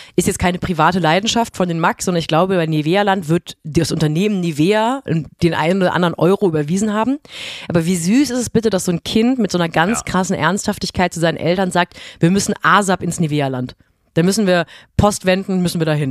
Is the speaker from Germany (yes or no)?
yes; near Europa-Park, Baden-Württemberg, Germany; moved away; ich bin in der Nähe vom Europapark groß geworden. Wir sind zehn Autominuten entfernt von diesem Vergnügungspark groß geworden.